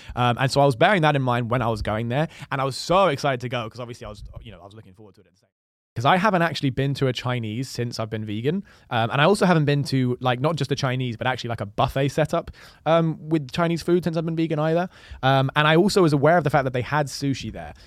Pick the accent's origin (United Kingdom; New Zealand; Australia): United Kingdom; London; just being born and raised in London